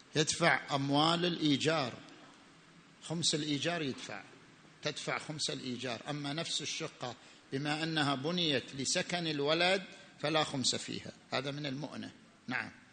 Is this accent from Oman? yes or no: no; Saudi Arabia; احنا في السعوديه عندنا بدلات وعلاوات